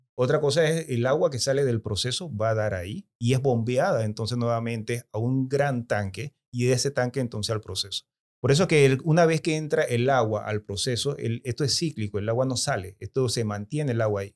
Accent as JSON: {"language": "Spanish", "town": "Chitré", "region": "Herrera", "country": "Panama", "said": "Yo soy de Chitré."}